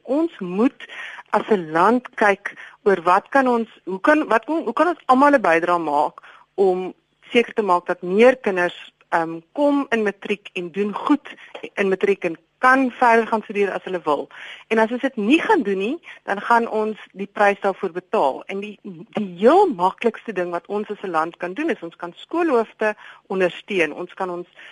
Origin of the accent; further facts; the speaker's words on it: South Africa; ek is befo vir 50 jaar bevoordeel omdat ek wit was in hierdie land en ek is Afrikaner